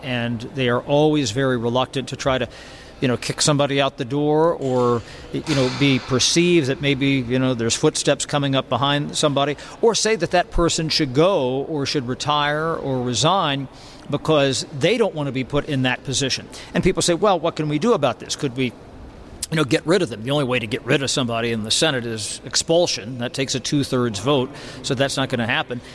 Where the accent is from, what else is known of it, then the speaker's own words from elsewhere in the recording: Southwest Ohio, United States; I grew up in Southwest Ohio